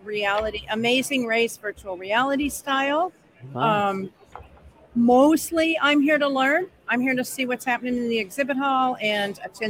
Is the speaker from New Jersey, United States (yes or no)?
no; Maine, United States; I'm from Maine